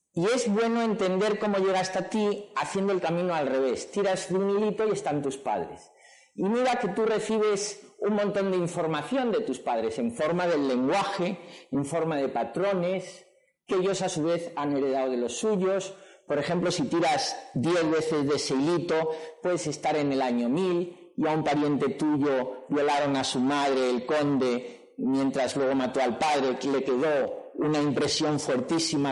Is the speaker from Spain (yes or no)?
yes; Madrid, Community of Madrid, Spain; yo nací en Madrid, mi padre era del Madrid, me llevaba al Santiago Bernabéu